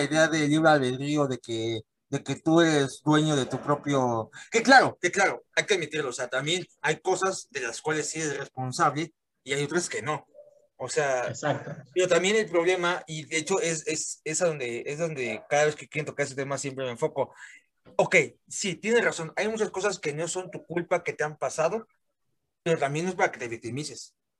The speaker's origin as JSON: {"language": "Spanish", "country": "Mexico", "said": "aquí en mi país"}